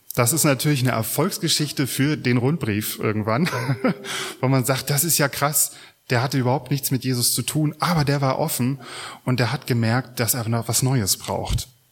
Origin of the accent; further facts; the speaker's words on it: Mecklenburg-Vorpommern, Germany; Wir fragen uns vielleicht als Mecklenburger